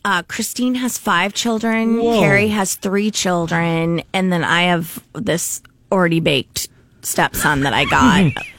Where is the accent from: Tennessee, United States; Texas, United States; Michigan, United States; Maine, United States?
Maine, United States; there was a family in my hometown in Maine that had 14 children